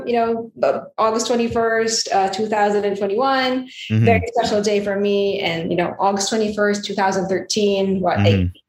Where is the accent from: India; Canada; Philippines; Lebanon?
Philippines; English is a second language; moved away as an adult; also born or lived in Las Vegas, United States; now in United States; I was born and raised in the Philippines, and I left there in 2007. I actually moved to Las Vegas. So Las Vegas is basically my first home here in the United States.